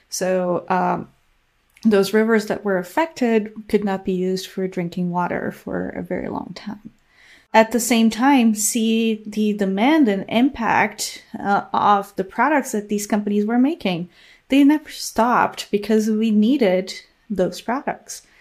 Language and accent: English; Brazil; English is a second language; I did my undergraduate degree in Brazil, um, studying chemistry.